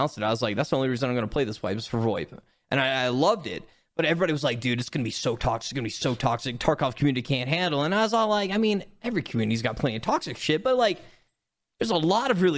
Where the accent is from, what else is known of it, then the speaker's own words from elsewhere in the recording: Australia; It's just being Australian. We all sound the same.